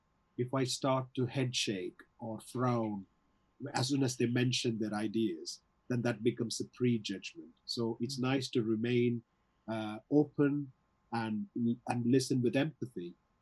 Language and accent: English; South India, India; English is a second language; also born or lived in London; now in Wigan, United Kingdom; my accent is from all over the place, because I did my schooling in South India. Even though I studied in English medium, my teachers were speaking with an Indian accent. Then I moved to London, and then I came up to Wigan.